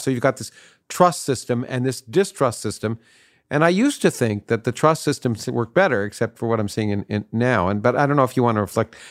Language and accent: English; Canada; now in United States; I grew up in Canada, so I grew up in a parliamentary system, and then, and then I, I moved to the United States